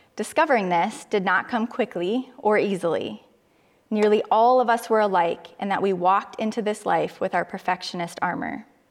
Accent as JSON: {"language": "English", "town": "Cedar Falls", "region": "Iowa", "country": "United States", "tie": "born or raised there", "moved": "as an adult", "said": "I moved closer to my hometown, to Cedar Falls, where my sister and her family lived"}